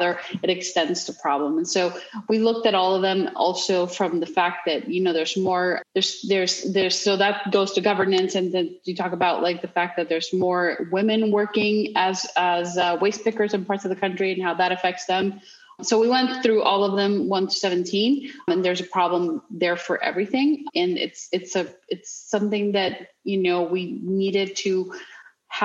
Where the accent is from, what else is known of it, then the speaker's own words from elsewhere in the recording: Mexico; I grew up in Mexico